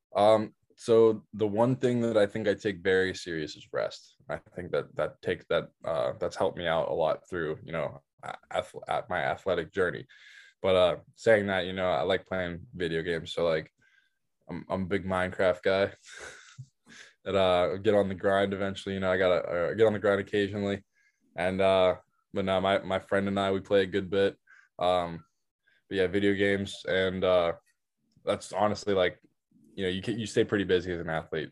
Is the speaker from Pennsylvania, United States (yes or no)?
yes; outside Pittsburgh, Pennsylvania, United States; I was raised outside Pittsburgh